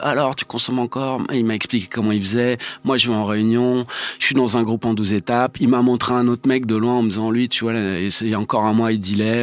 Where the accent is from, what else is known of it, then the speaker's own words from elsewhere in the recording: Paris, Île-de-France, France; je suis né à Paris en 1969